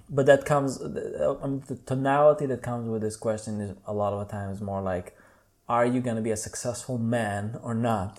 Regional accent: Tel Aviv, Tel Aviv District, Israel; English is a second language; moved away as an adult; now in Berlin, Germany; I'm from Israel, uh, Tel Aviv, uh, born and raised, and I moved to Berlin about four years ago

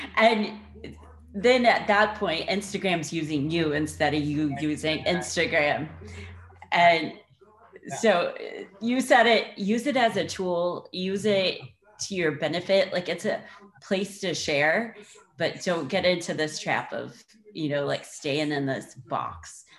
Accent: Indiana, United States; moved away; I'm from Indiana. Like I haven't grown up on the water

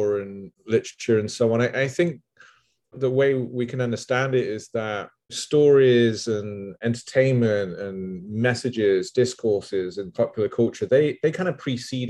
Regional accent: England, United Kingdom; growing up in England

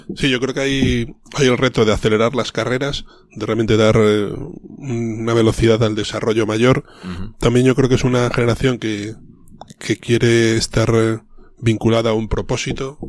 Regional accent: León, Castile and León, Spain; moved away; also born or lived in Madrid; yo soy un leonés

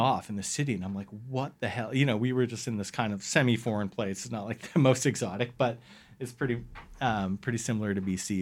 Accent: West Vancouver, British Columbia, Canada; also born or lived in Ottawa / Toronto / Bowen Island; I grew up in West

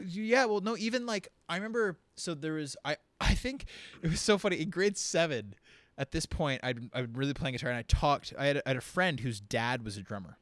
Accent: Windsor, Ontario, Canada; I'm from Windsor, Ontario

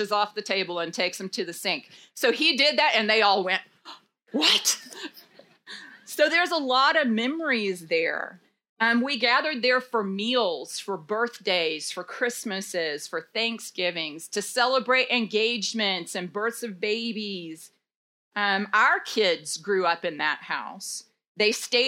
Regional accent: Dallas, Texas, United States; now in Denton, United States; I grew up in Dallas

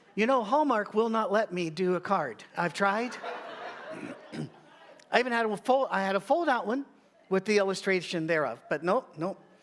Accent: United Kingdom; I'm British

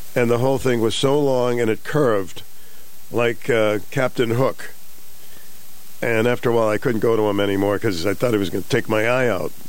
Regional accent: Boston, Massachusetts, United States; moved away; Where I grew up in Boston, we had the Combat Zone.

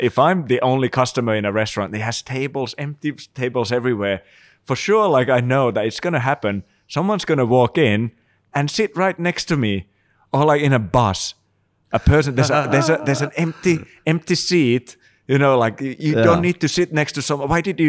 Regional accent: Finland; English is a second language; Maybe that's also the reason why I'm in exile from Finland. They send me out, you know.

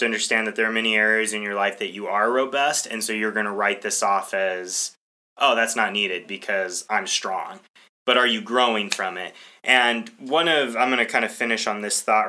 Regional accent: United States; I'm an American

